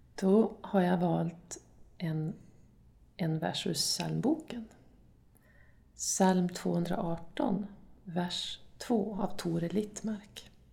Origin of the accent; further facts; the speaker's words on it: Dorotea, Västerbotten County, Sweden; Dorotea då, där jag kommer ifrån